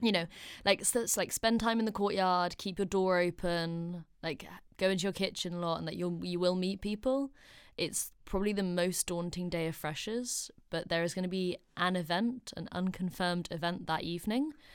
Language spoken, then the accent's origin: English; Oxford, South East England, United Kingdom; moved away as an adult; now in London, United Kingdom; I'm only from Oxford, so London's down the road